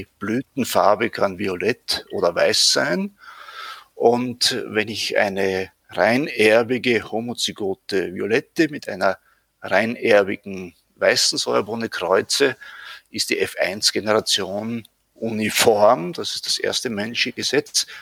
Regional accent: Leibnitz, Styria, Austria; now in Vienna, Austria; ich bin in der Südsteiermark geboren

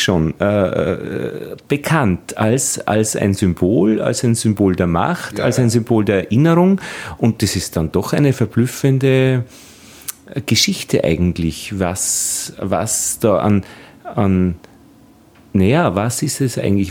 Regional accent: Altheim, Upper Austria, Austria; ich bin in Oberösterreich, in Altheim aufgewachsen

